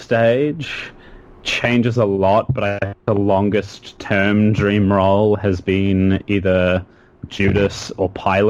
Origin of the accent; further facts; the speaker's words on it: Australia; now in United States; No, because this is the first time I've heard a group of Australian accents in just such a long time, so my voice is naturally doing this. Because, of course, I've been here a year. I have an American accent now.